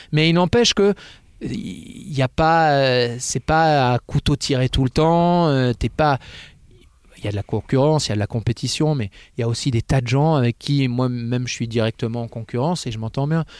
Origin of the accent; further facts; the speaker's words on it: Fitz-James, Hauts-de-France, France; j'ai grandi à Fitjams, à côté de Clermont, dans l'Oise